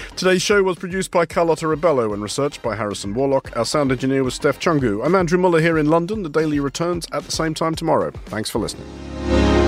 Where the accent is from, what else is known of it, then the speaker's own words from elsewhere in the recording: Australia; as an Australian